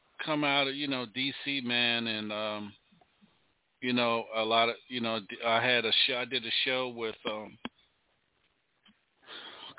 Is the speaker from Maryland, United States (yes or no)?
yes; Maryland, United States; I'm from Maryland